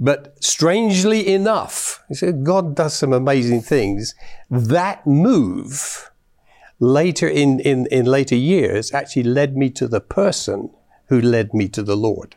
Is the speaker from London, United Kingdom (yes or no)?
yes; London, United Kingdom; now in Canada; I was born in London, England, in the south of London at the time.